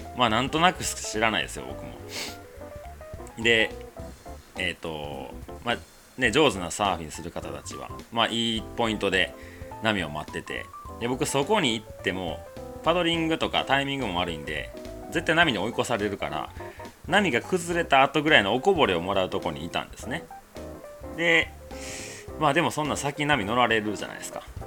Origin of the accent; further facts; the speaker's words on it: Osaka, Japan; 僕ね、大阪でずっと生まれ育った